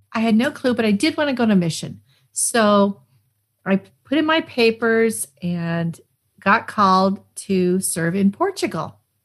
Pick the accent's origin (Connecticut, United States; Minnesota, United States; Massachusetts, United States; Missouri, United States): Massachusetts, United States; Arlington; also born or lived in Cheyenne, Wyoming, United States; I grew up near Boston